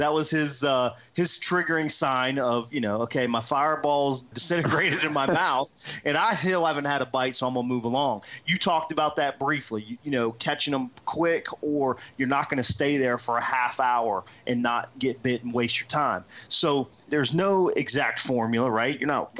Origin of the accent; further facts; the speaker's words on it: around Washington, D.C. area, Virginia, United States; when I was a kid growing up in Virginia, around Washington, D.C. area, and I'm a river fisherman.